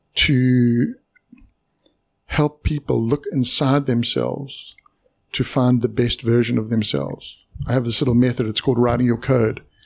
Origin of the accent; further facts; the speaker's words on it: South Africa; moved away; I was born in South Africa